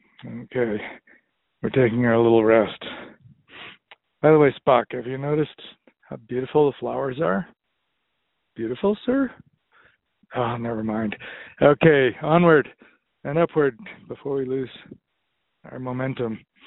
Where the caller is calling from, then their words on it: Butte, Montana, United States; I'm calling from Butte, Montana.